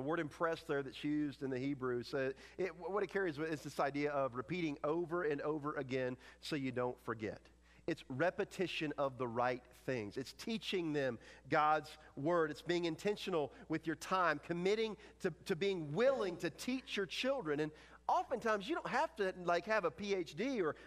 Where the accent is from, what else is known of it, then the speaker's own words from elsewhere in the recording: North Carolina, United States; moved away; I am originally from North Carolina